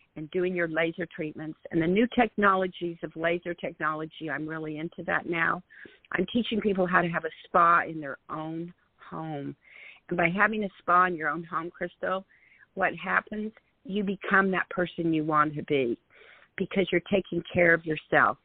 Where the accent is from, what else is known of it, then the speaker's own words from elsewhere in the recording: Salt Lake City, Utah, United States; moved away as an adult; also born or lived in New Jersey; I grew up in Salt Lake City, Utah